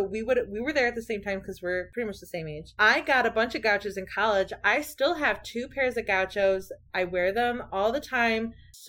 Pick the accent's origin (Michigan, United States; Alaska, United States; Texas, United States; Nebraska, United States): Michigan, United States; I'm from Michigan. Sometimes I pronounce things weird.